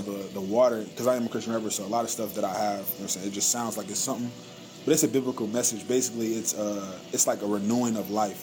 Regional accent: Detroit, Michigan, United States; also born or lived in Oklahoma City, United States; now in Tulsa, United States; I'm from Detroit

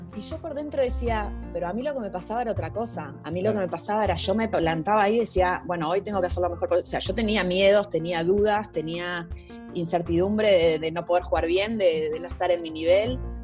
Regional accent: Argentina; moved away; en mi país, con mi gente

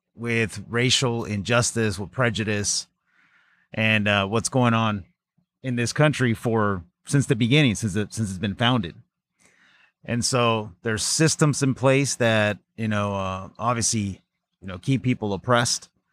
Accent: Pacoima, California, United States; growing up in the San Fernando Valley in a city called Pacoima

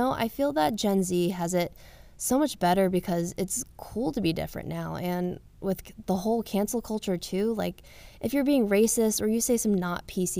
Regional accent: the South, United States; I came from the South and I was very whitewashed. I didn't really know what it was like to hang out with a big group of Asian people

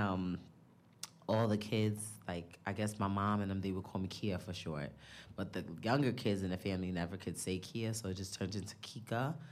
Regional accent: New York, United States; I'm from the Bronx

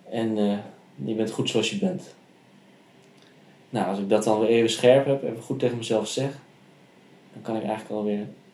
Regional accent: Heeg, Friesland, Netherlands; Opgegroeid in Friesland.

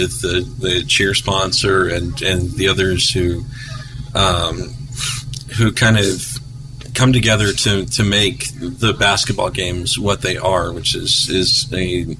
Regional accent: Jeffersonville, United States; I grew up down in Jeffersonville

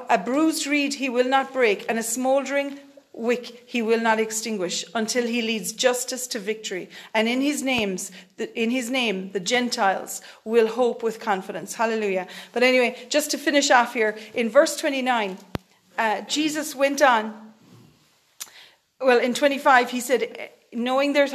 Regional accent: Ireland; we're Irish people

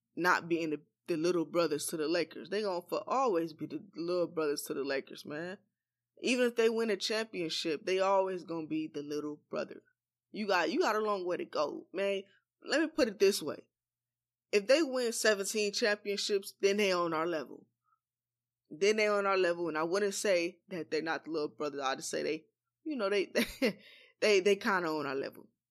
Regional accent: Los Angeles, California, United States; I was born and raised in Los Angeles, California.

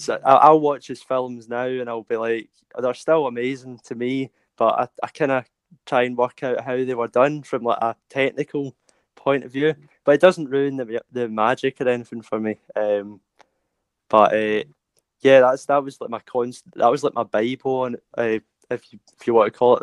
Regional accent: Glasgow, Scotland, United Kingdom; I'm from Glasgow in Scotland

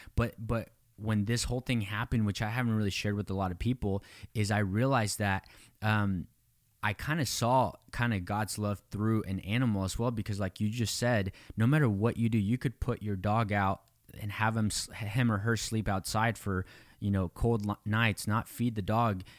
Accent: Mexico; I was born in Mexico. I, you know, grew up in poverty

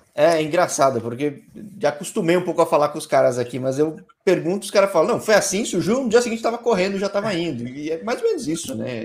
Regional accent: São Paulo, Brazil; eu sou da Zona Sul aqui em São Paulo.

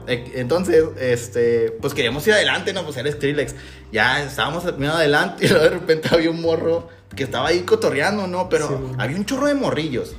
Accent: Mexico; los mexicanos sabemos cómo divertirnos

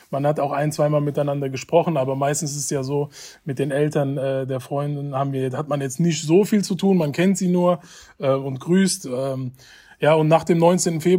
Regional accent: Hanau, Hesse, Germany; ich bin ähm, in Hanau geboren und aufgewachsen, bin, bin ein Kindheitsfreund von Ferhat Unwar, bin mit ihm gemeinsam aufgewachsen

